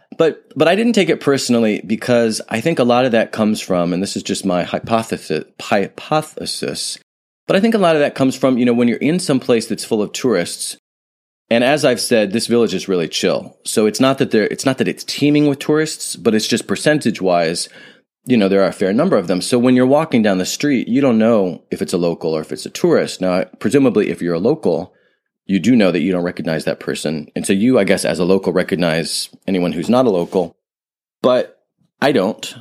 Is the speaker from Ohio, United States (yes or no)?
yes; Ohio, United States; moved away; I grew up in Ohio, nothing wrong with Ohio